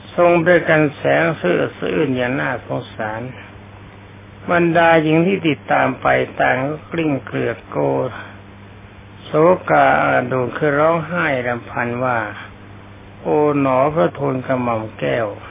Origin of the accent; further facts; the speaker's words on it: Thailand; ประเทศของเรา